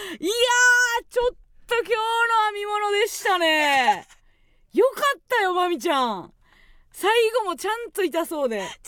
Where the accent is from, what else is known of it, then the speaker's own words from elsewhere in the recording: Kansai, Osaka, Japan; moved away; 地元大阪関西での知名度を上げるべく